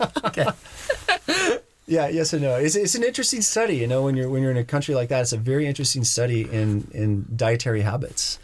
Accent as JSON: {"language": "English", "town": "Bend", "region": "Oregon", "country": "United States", "tie": "born or raised there", "moved": "as an adult", "said": "moving back to my hometown of Bend and working here"}